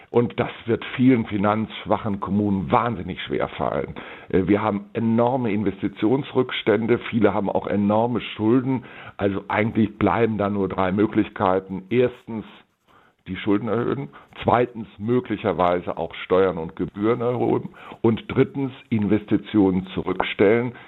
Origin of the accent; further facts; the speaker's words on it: Bonn, North Rhine-Westphalia, Germany; die Stadt Bonn, wo ich ja meine Heimat habe